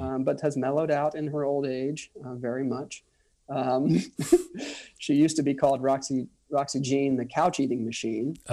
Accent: Orlando, Florida, United States; moved away as an adult; also born or lived in Washington, District of Columbia, United States / Manhattan; I'm from the Orlando area. Um, I grew up, even though it was the suburbs, it was still Florida

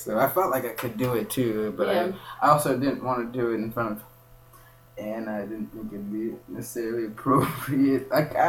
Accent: Kenya; moved away; I just told her I was from Kenya.

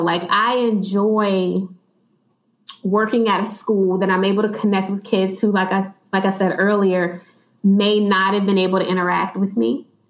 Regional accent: Chesterfield, Virginia, United States; I've actually been in Chesterfield all of my life

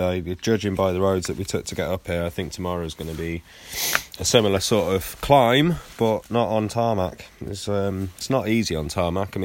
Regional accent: United Kingdom; as a Brit.

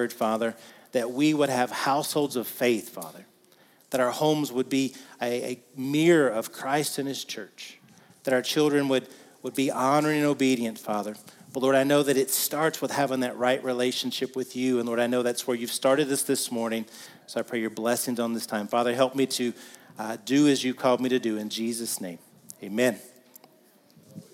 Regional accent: the South, United States; I'm from the South

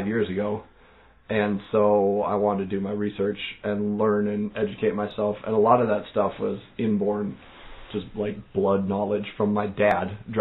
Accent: North Dakota, United States; moved away as an adult; now in Minnesota, United States; growing up in North Dakota

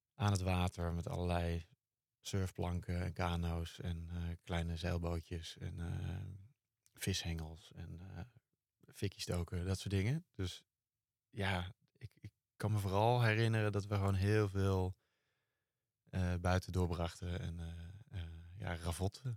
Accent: Driebergen, Utrecht, Netherlands; ik ben opgegroeid in Driebergen.

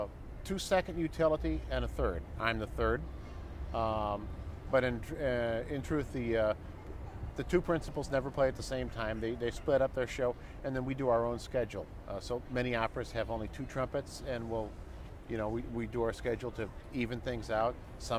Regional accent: Rockford, Illinois, United States; Rockford, Illinois.

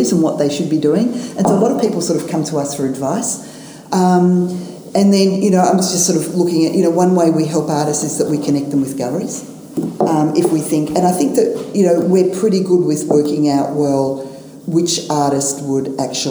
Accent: Australia; I'm from Australia

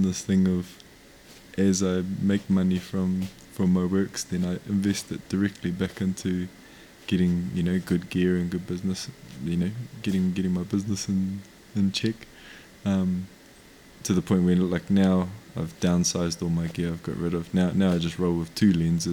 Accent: New Zealand; first language Māori; English is a second language; I'm from Aotearoa, New Zealand. My iwi are Ngā Puhi, Ngā Tikahu, Te Upauri and Te Rarawa, all from the far north of the North Island of New Zealand

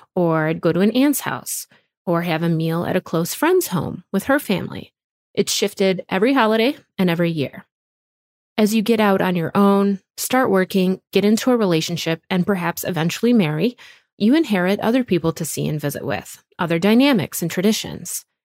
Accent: Wisconsin, United States; our little home in the woods of Wisconsin

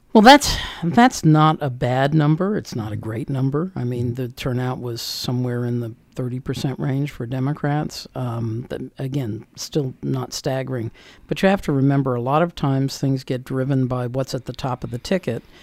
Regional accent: Northern Virginia, United States; moved away as an adult; also born or lived in Washington, D.C. / Montgomery County, Maryland; now in Frederick County, Maryland, United States; I was born in D.C., uh, grew up in Northern Virginia

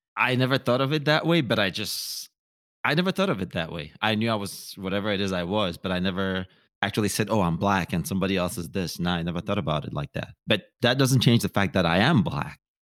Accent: Cameroon; also born or lived in Nigeria / Minnesota; now in Los Angeles, United States; I was born in Nigeria. My mom is Nigerian. My dad is Cameroonian. Moved to Cameroon

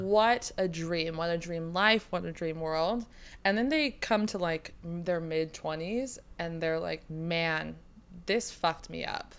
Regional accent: Sacramento, California, United States; now in San Diego, United States; I'm from Sacramento

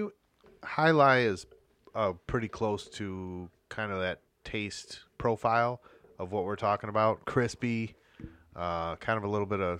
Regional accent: Michigan, United States; well, not from around here, but you know, I'm from Michigan.

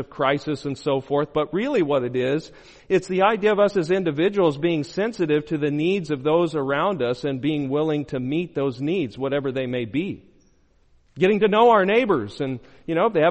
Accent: Arizona, United States; I'm from Arizona

